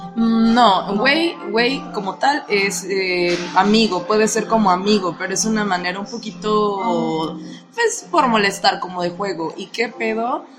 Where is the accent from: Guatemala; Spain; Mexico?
Mexico; tengo 23 años y soy de México.